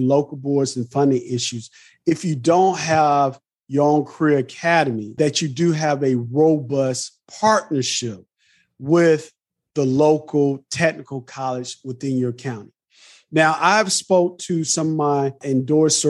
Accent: Atlanta, Georgia, United States; I was born here in Atlanta, Georgia, at Grady Memorial Hospital. And I was raised in Atlanta

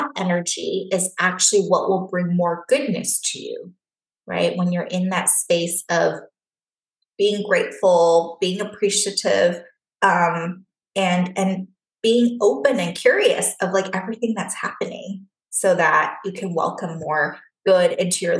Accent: Taiwan; moved away; I grew up in Taiwan

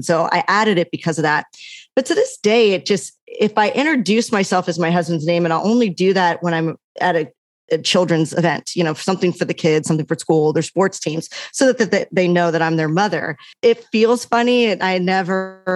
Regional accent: Maryland, United States; moved away as an adult; now in Los Angeles, United States; the Greek community that I had growing up in Maryland

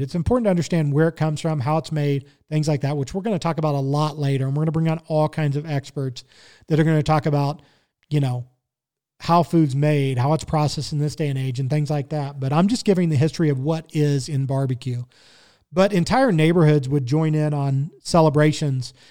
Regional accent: Kansas City, Missouri, United States; now in Colorado, United States; I grew up in Kansas City, Missouri

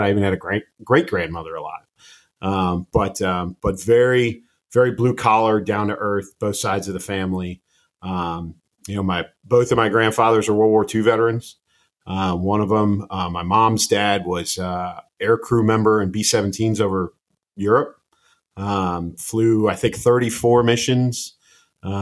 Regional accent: outside of Chicago, Illinois, United States; I grew up outside of Chicago, grew up in a very blue-collar family

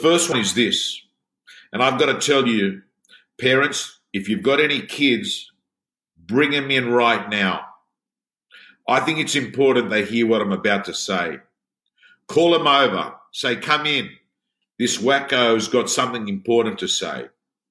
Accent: Sydney, New South Wales, Australia; I was brought up in the Canterbury-Bankstown area, in the Belmore-Lakemba area.

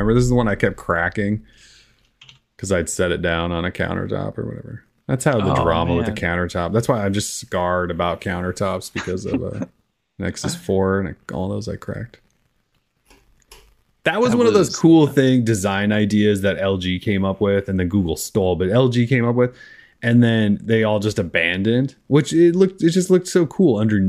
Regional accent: Minnesota, United States; accent: Minnesotan; My Minnesotan accent.

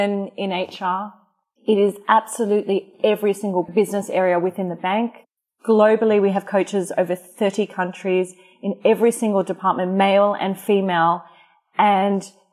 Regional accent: Australia; moved away; I'm Australian.

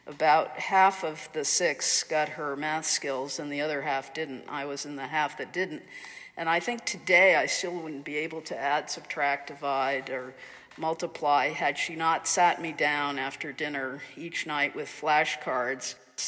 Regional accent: Amherst, Massachusetts, United States; growing up in Amherst in the 50s, it was really a kind of Protestant Republican redoubt, which is sort of hard to imagine today when you think about what Amherst is like. But we were a large Irish Catholic family

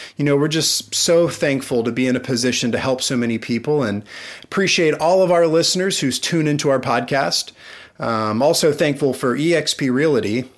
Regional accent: Amelia Island, Florida, United States; I was from Amelia Island

